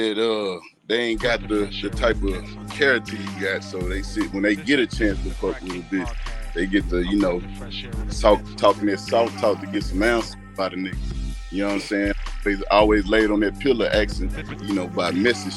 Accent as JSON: {"language": "English", "town": "Beaumont", "region": "Texas", "country": "United States", "tie": "born or raised there", "also_born_or_lived": "Houston, Texas", "said": "I was born in Houston, but I was raised in Beaumont"}